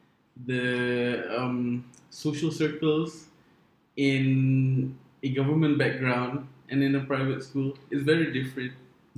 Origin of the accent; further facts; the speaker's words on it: Rawang, Selangor, Malaysia; So I live in Rawang. I've grown in I grew up in Rawang, so I have that suburban background